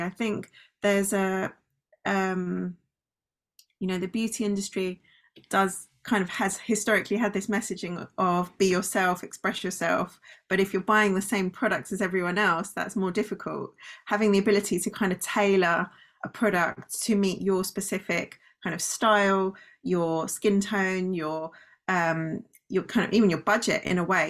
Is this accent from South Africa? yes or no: no; United Kingdom; also born or lived in London; I am British, you correctly identified. So, I live in London